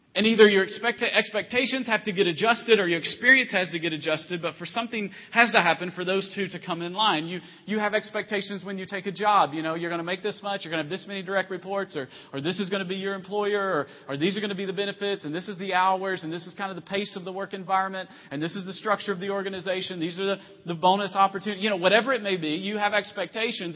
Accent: Tennessee, United States; moved away; also born or lived in Virginia; I'm from originally from Tennessee, and we call it opening up a can on somebody

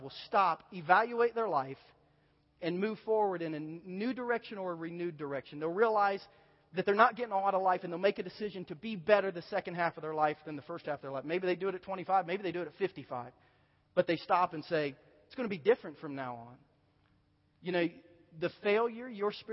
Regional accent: Southern Ohio, United States; moved away; I grew up in Southern Ohio, and I haven't been back there since

